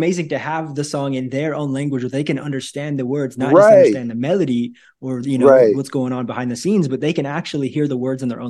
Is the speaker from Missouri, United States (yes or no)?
yes; Northwest Missouri, United States; moved away as an adult; also born or lived in Brazil / Hawaii / Asia; I grew up in Northwest Missouri. And so in the winter, it was snowing. But since I've been living in Brazil and Hawaii and Asia as well, Christmas time looks a little bit different.